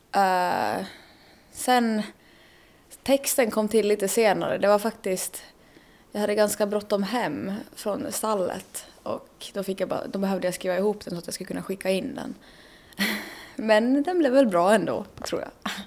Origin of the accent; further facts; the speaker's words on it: Germany; Swedish is a second language; moved away as an adult; now in Åland, Finland; jag kommer från Tyskland